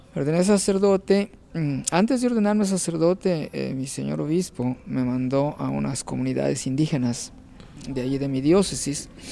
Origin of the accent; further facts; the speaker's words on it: Unión de Tula, Jalisco, Mexico; moved away as an adult; also born or lived in El Grullo, Jalisco / Autlán, Jalisco / Zamora, Michoacán / Guadalajara; now in New York, United States; Yo nací en un pueblito de Jalisco que se llama Unión de Tula.